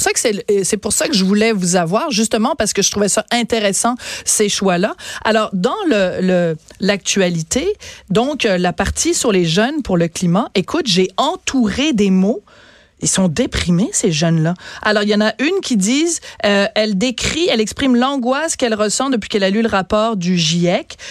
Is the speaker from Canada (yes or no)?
yes; Quebec, Canada; chez nous, au Québec